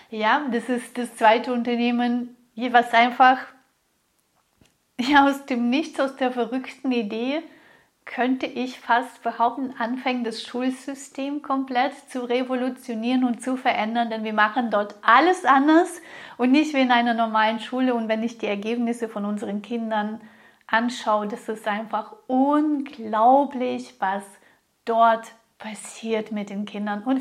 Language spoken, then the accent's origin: German; Russia; born there; ich wurde in Russland geboren, in einer ja schon intellektuellen Familie, aber wir hatten gar kein Geld. Ich weiß noch, wie es war, in den Geschäften anzustehen, um 250 Grad Butter zu bekommen.